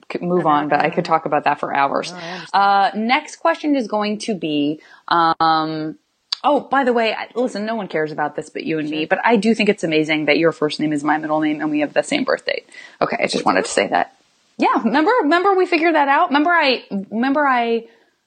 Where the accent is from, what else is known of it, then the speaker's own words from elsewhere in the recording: Tucson, Arizona, United States; also born or lived in San Francisco; now in Los Angeles, United States; I'm originally from Tucson